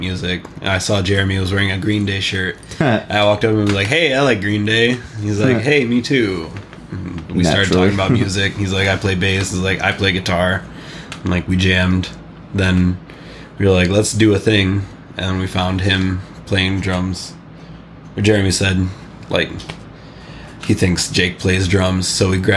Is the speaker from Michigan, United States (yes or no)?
yes; Albion, Michigan, United States; also born or lived in Lansing, Eaton Rapids area; now in Eaton Rapids, United States; I'm from Albion